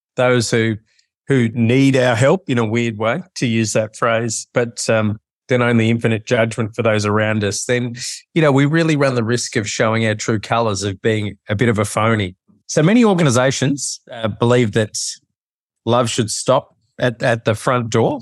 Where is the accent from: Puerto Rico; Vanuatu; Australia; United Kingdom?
Australia; Melbourne, Victoria; now in Sydney, Australia; I've lived here most of my life, but I grew up in Melbourne.